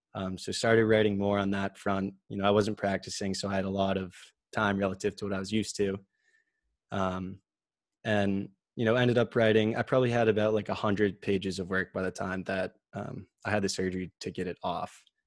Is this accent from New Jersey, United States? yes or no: no; Medfield, Massachusetts, United States; I grew up in Medfield, like you said, uh, just straight through the public school system there